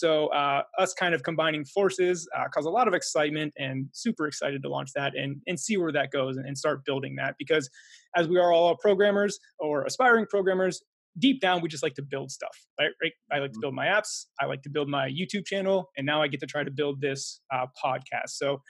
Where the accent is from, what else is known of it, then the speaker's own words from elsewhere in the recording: Pennsylvania, United States; also born or lived in East Coast; So I'm from Pennsylvania originally. However, my dad was in the military, so I lived all up and down the East Coast growing up.